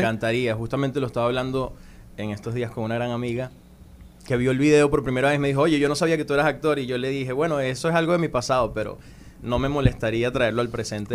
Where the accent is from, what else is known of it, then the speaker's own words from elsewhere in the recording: Venezuela; moved away as an adult; now in Dominican Republic; yo soy un cantautor venezolano, tengo 28 años. Llegué a, República Dominicana hace cuatro años